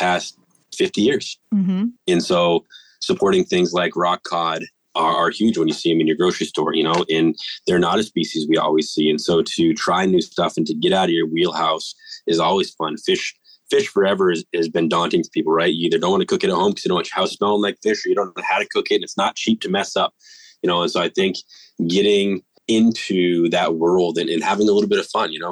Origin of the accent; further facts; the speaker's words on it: New England, United States; moved away as an adult; now in California, United States; I'm originally from New England.